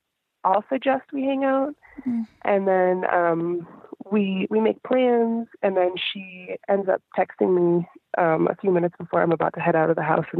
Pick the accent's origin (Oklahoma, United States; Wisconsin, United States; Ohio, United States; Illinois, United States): Wisconsin, United States; moved away as an adult; now in Houston, United States; So about a year and a half ago, I moved from the town where I grew up in Wisconsin down to Houston, Texas with my husband.